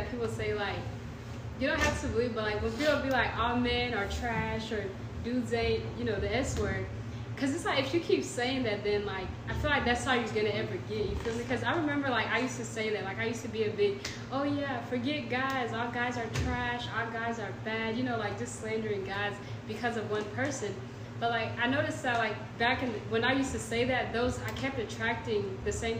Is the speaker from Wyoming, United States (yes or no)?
no; Knoxville, Tennessee, United States; I'm from Knoxville